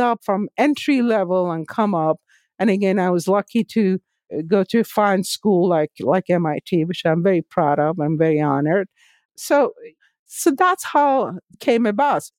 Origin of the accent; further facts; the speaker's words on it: Tehran, Tehran Province, Iran; moved away as an adult; now in United States; I was born and raised in Tehran